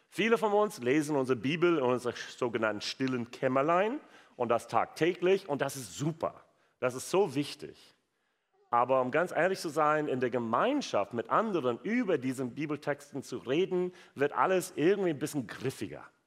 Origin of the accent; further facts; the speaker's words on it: United States; German is a second language; also born or lived in Wuppertal, Germany; now in Germany; gebürtiger Amerikaner